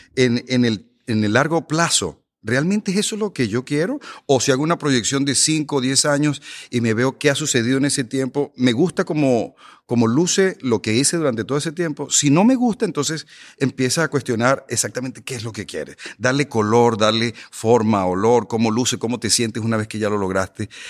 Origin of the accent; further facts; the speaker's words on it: Venezuela; now in United States; yo soy inmigrante, yo soy de Venezuela